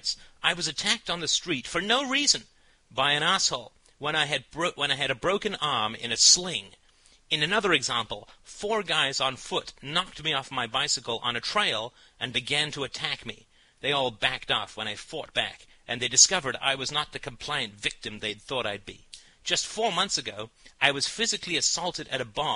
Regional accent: United Kingdom; I'm British

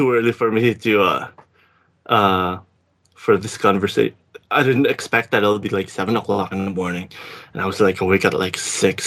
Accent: Philippines; accent: Filipino; English is a second language; moved away as an adult; now in Victoria, Canada; I did have a degree back in the Philippines in business.

